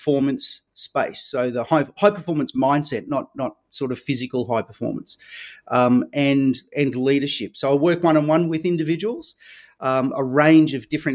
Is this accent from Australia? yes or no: yes; Victoria, Australia; I grew up here in Australia, in Victoria, the same as you, Nick